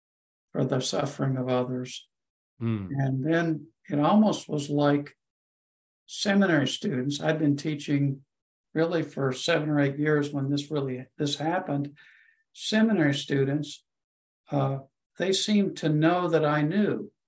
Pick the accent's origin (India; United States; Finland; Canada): India; That went back to when I was growing up in India and sent away to boarding school, and the separation from parents